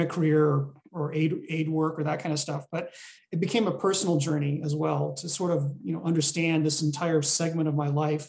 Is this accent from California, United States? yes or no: yes; Los Angeles, California, United States; also born or lived in Taunggyi, Shan State, Myanmar / Sweden; So I spent most of my life in America, predominantly in Los Angeles